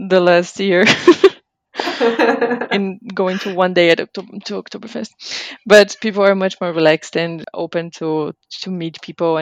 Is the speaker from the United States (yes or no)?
no; Brazil; moved away as an adult; also born or lived in Bamberg, Germany; now in Freising, Germany; I am originally from Brazil. Now I live in Freising near Munich.